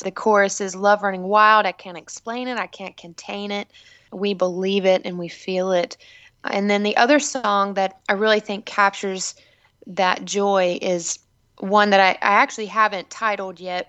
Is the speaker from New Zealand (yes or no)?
no; South Carolina, United States; I grew up in South Carolina in a small hometown.